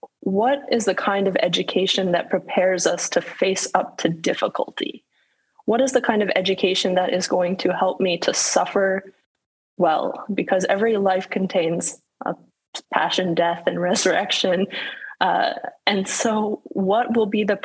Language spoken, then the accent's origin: English; Calgary, Alberta, Canada; my hometown, beautiful Calgary in the Alberta Rocky Mountains